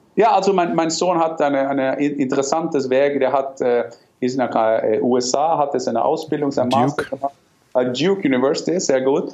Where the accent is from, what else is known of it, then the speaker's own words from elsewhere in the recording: Norway; German is a second language; moved away; ich bin Norweger